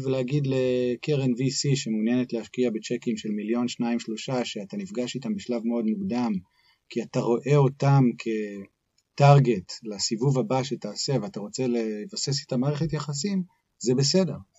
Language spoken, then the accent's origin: Hebrew; Haifa, Haifa District, Israel; moved away as an adult; also born or lived in United States; נולדתי בחיפה, בישראל